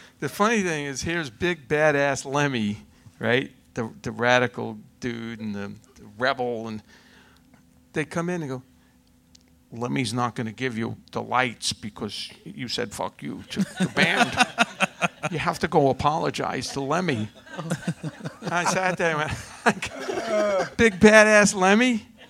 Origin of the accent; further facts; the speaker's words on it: New York, United States; I'm from New York.